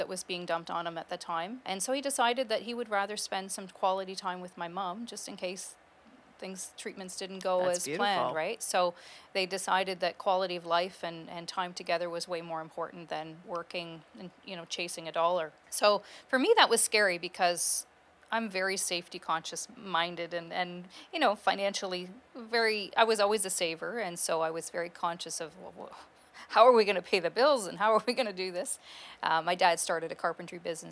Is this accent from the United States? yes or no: no; Kingston, Ontario, Canada; also born or lived in Peterborough, Ontario / Lindsay, Ontario; I was born in Peterborough, and we then moved to Lindsay about a year and a half later. Lived there till I was about 10, and then we've been in Kingston ever since.